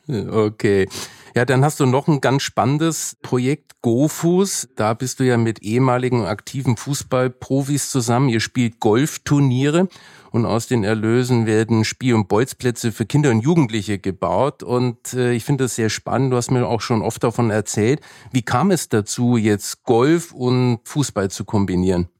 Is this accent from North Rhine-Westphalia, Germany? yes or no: no; Nuremberg, Bavaria, Germany; Ich bin zwar in Nürnberg aufgewachsen